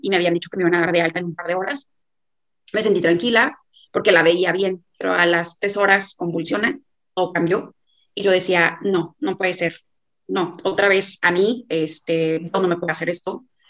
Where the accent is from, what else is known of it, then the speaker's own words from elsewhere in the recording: Monterrey, Nuevo León, Mexico; soy de Monterrey